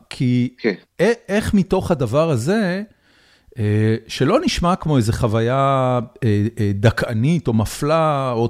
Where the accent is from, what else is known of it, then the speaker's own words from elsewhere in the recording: Haifa, Haifa District, Israel; אני גדלתי בחיפה.